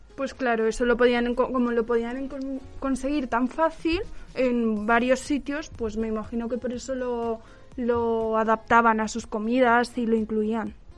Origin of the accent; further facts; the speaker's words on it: Aragon, Spain; Yo soy de Aragón